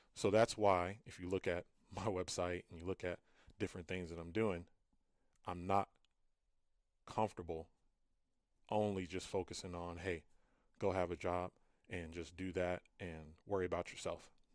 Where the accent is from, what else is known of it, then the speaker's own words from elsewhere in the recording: Fresno, California, United States; I'm originally from Fresno, California